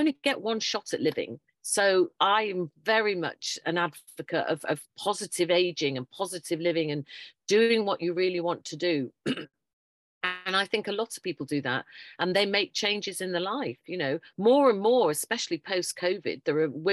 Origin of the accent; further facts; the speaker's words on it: Yorkshire and the Humber, United Kingdom; moved away as an adult; also born or lived in Tunbridge Wells, Kent; originally I'm a Yorkshire lass, but I moved down south because we had to go down and educate the southerners.